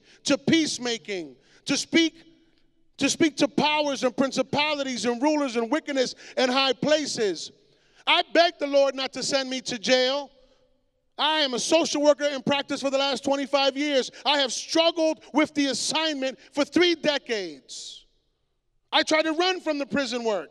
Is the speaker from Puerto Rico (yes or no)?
yes; Puerto Rico; my island, los borinqueños son americanos, we are American